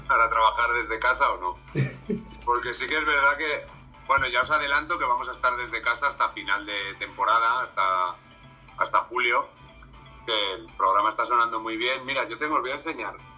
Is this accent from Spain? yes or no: yes; Salamanca, Castile and León, Spain; Yo soy de Salamanca